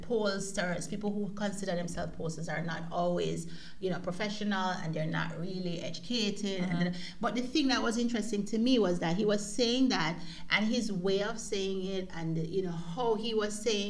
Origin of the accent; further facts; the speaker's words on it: Jamaica; now in Germany; we've lived outside of Jamaica now for a very long time, you and I.